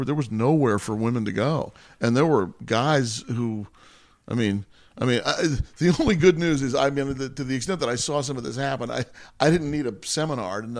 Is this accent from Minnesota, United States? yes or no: no; Washington, District of Columbia, United States; now in California, United States; I was born out here in California, but I grew up mostly in Washington D.C.